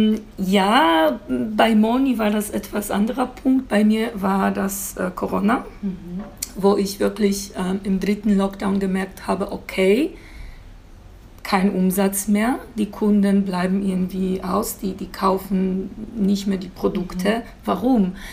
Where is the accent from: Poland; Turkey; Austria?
Poland; German is a second language; moved away as an adult; now in Germany; ich komme aus Polen ursprünglich und ich bin vor, äh, bin vor knapp 17 Jahren hier nach Deutschland gekommen